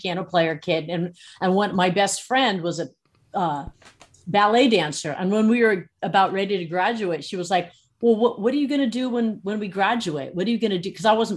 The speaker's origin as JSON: {"language": "English", "town": "San Francisco", "region": "California", "country": "United States", "tie": "born or raised there", "said": "I grew up in San Francisco"}